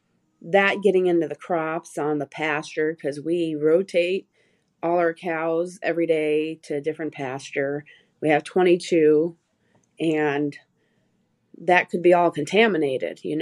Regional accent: Michigan, United States; moved away; I'm originally from Michigan

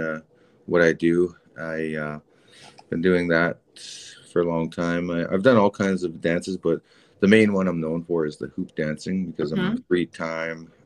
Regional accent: Canada; I'm a Canadian dude with an American first name, a French last name, and I'm indigenous

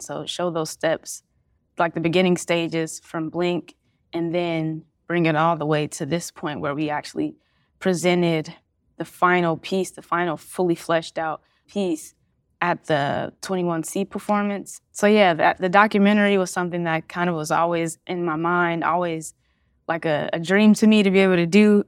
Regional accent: Cincinnati, Ohio, United States; I'm born and raised in Cincinnati, Ohio

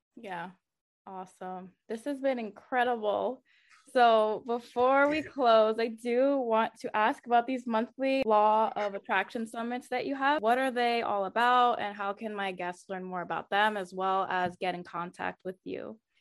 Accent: United States; my family's from Haiti. Um, even though I grew up here in the States, my parents and my two older siblings were actually born in Haiti

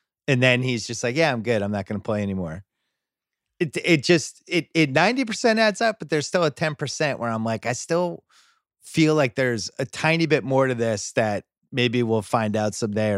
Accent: New England, United States; we always heard like growing up in New England about Bird's legendary work ethic.

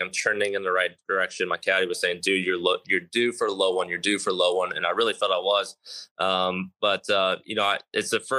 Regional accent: Texas, United States; I grew up on it in Texas. I grew up with water all over the golf course in Texas.

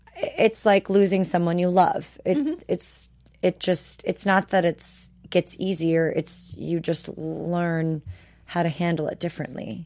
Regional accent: Wisconsin, United States; I'm from Wisconsin

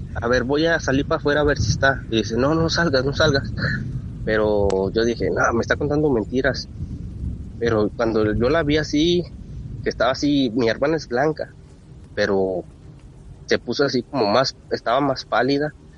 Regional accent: Rodeo, Durango, Mexico; nosotros somos de Durango, Durango, Durango, pegados a Chihuahua, a un pueblito que se llama Rodeo Durango

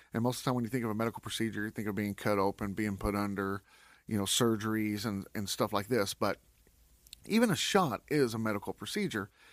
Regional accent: West Texas, United States; I'm from West Texas, so we don't usually get a lot of rain

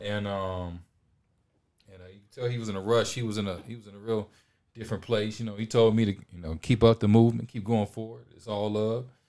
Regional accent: Detroit, Michigan, United States; now in Los Angeles, United States; from Detroit, Michigan. I live in Los Angeles

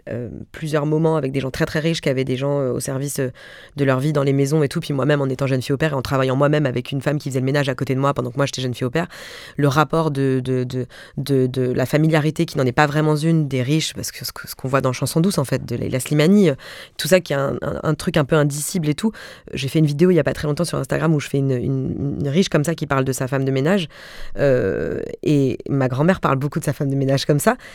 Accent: Mulhouse, Grand Est, France; Moi, je viens de Mulhouse et franchement, il y a 10 ans, je parlais comme ça.

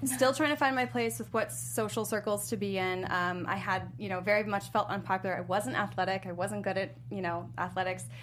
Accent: Chesterfield, Virginia, United States; I went to middle and high school in Chesterfield, Virginia.

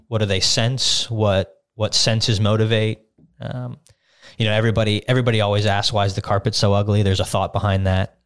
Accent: Las Vegas, Nevada, United States; moved away as an adult; now in Westmoreland County, Pennsylvania, United States; I grew up in Las Vegas, went to high school there. I went to college there

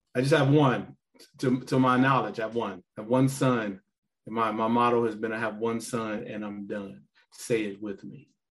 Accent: Gary, Indiana, United States; I'm a guy from Gary, not very many options, told that the best I could hope to do was join the military

